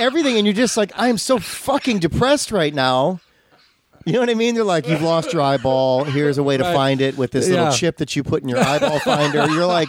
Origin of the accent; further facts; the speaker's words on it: Midwest, United States; And where you and I grew up in the Midwest, they also, I think it was Channel 7, used to have the movie of the day.